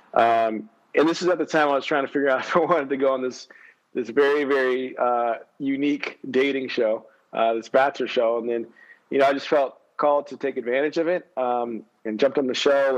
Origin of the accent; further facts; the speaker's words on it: San Antonio, Texas, United States; also born or lived in Houston, Texas; grew up in San Antonio